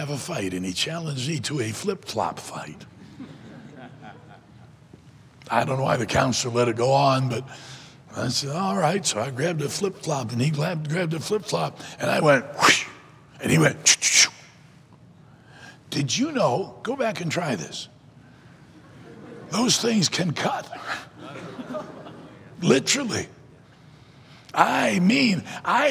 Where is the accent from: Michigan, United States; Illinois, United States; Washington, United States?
Michigan, United States; Detroit; also born or lived in South Carolina; I was born in South Carolina, but when I was young, he moved to Michigan